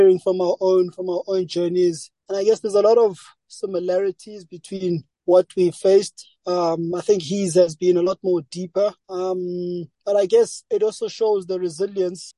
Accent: South Africa; growing up in South Africa as a black individual

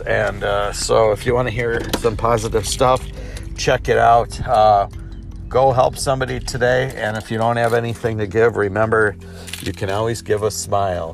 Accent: United States; I am an American

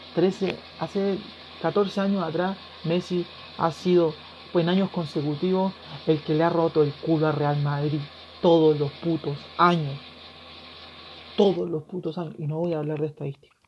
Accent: Chile; yo soy de Chile, yo vivo al otro lado del mundo

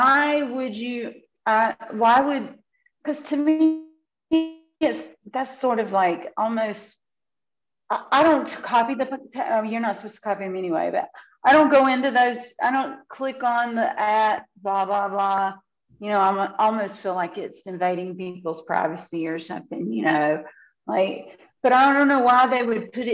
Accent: the American South, United States; I am a Southerner living in the Bible Belt

